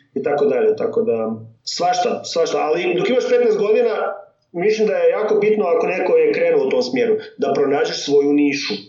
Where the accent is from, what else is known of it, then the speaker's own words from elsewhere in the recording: Međimurje County, Croatia; accent: Kajkavian; first language Kajkavian; also born or lived in Germany; onda smo se vratili u Međimurje